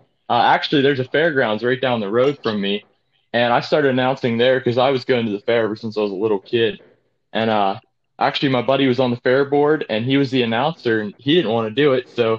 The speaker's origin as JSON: {"language": "English", "region": "Western Pennsylvania", "country": "United States", "said": "I'm from Western PA. So we're right in between Erie and Pittsburgh is where we're located."}